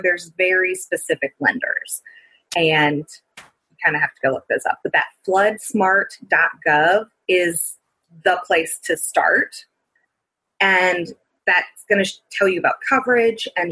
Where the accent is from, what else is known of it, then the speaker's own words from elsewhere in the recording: New Orleans, Louisiana, United States; I am from New Orleans and lived there during Hurricane Katrina